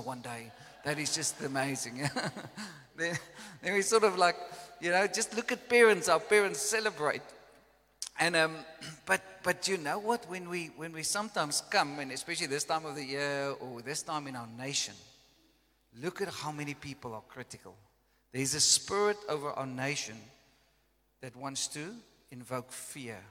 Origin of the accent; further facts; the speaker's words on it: South Africa; first language Afrikaans; English is a second language; I came from Afrikaans background